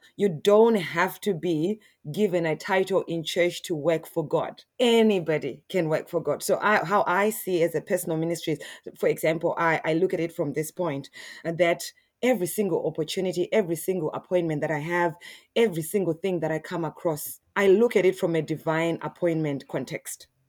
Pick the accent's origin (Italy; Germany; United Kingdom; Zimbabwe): Zimbabwe; Harare; now in Australia; I'm originally from Zimbabwe. Yeah, in Harare, and, uh, yeah, and I moved in, I moved to Australia in two thousand and six.